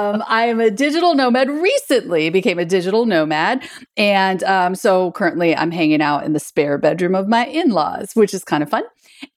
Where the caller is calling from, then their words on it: Birmingham, Alabama, United States; today I'm calling in from Birmingham, Alabama